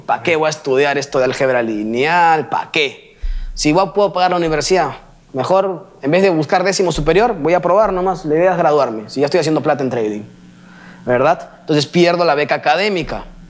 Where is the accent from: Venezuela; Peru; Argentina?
Peru; yo venga a México siendo peruano